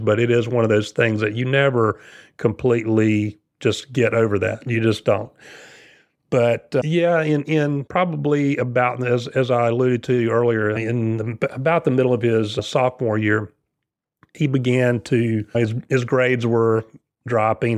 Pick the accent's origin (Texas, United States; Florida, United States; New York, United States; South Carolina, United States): South Carolina, United States; moved away as an adult; now in Cary, North Carolina, United States; I'm from South Carolina, so not too far away. Moved here in nineteen ninety